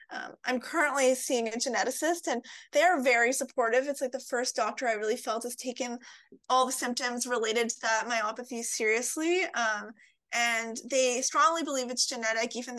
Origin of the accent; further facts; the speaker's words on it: Montreal, Quebec, Canada; now in Toronto, Canada; I'm originally from Montreal, Quebec, but I live in Toronto, Ontario, Canada